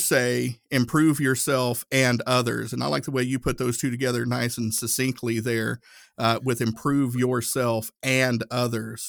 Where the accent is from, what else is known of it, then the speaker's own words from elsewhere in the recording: Tennessee, United States; I grew up Southern Baptist. I'm from Tennessee